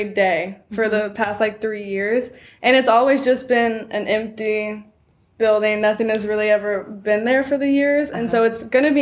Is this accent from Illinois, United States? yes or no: no; Claremore, Oklahoma, United States; I'm from Claremore, Oklahoma, which is a small town in Oklahoma